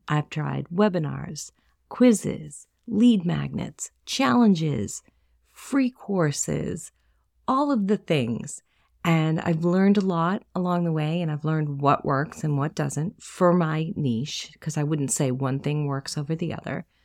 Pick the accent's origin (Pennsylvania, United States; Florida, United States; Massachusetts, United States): Massachusetts, United States; Boston; accent: Boston; That's my Boston accent